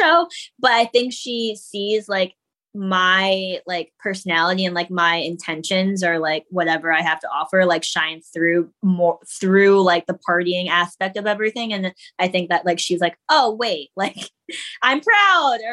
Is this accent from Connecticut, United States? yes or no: yes; Connecticut, United States; now in New York, United States; I grew up in Connecticut